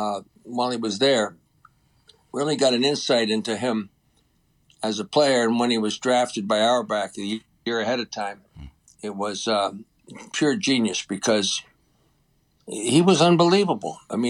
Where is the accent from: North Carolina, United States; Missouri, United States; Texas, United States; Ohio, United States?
Ohio, United States; now in Boston, United States; growing up in the Midwest since I was in Ohio